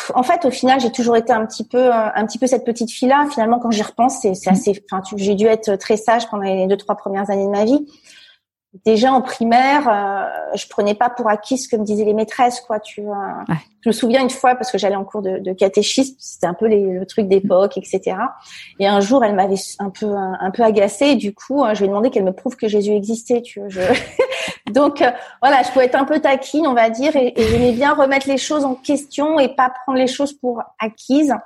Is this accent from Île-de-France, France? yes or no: yes; Fontainebleau, Île-de-France, France; moved away as an adult; je suis née euh, à Fontainebleau, euh, donc c'est à 60 km de Paris. C'est plutôt euh, donc dans des petits villages autour, c'est plutôt la, campagne. J'ai hyper grandi